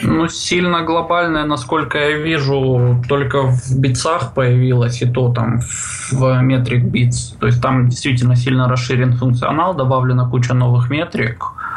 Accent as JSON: {"language": "Russian", "region": "Russian Far East", "country": "Russia", "said": "сам я с Дальнего Востока"}